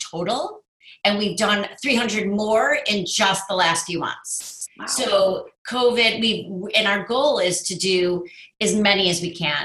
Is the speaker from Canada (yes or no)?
no; Chicago, Illinois, United States; also born or lived in University of Wisconsin; I was born and raised in Chicago